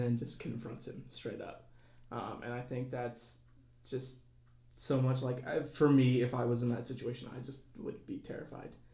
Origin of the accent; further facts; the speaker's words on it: Auburn, Alabama, United States; moved away as an adult; now in Bloomington, United States; a part time parishioner here at Holy Trinity uh, since this is my hometown as well